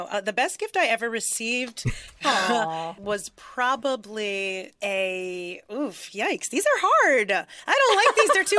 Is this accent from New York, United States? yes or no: yes; New York, United States; I'm from New York